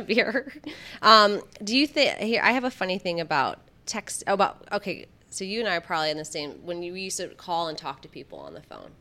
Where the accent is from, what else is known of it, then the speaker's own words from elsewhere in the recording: Michigan, United States; I grew up in the Midwest. I grew up in Michigan